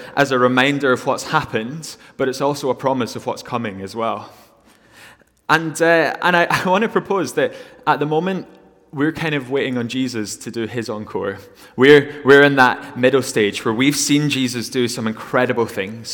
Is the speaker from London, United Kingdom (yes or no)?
no; Glasgow, Scotland, United Kingdom; moved away as an adult; I'm from Glasgow originally